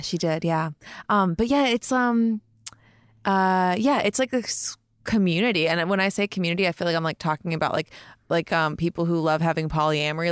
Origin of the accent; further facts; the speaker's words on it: Montclair, New Jersey, United States; I'm from Jersey